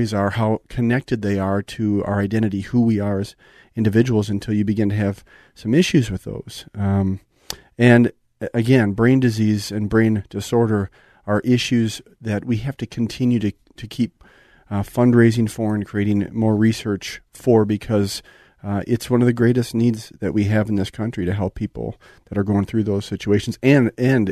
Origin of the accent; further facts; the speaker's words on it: Hastings, Minnesota, United States; growing up in Hastings, Minnesota, which really gave me the opportunity to go on to the University of Minnesota